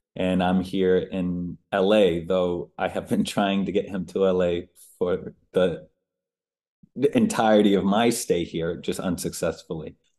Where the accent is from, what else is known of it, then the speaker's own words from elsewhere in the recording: United States; also born or lived in Boston, Massachusetts / Maine; now in Los Angeles, United States; I was born in Boston, and I grew up outside of Boston and in Maine.